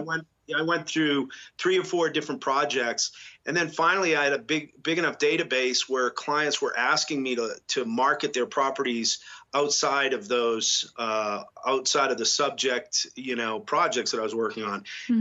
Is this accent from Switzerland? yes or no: no; New England, United States; also born or lived in Boston; now in Telluride, United States; I grew up in New England uh, where I was raised and went to school.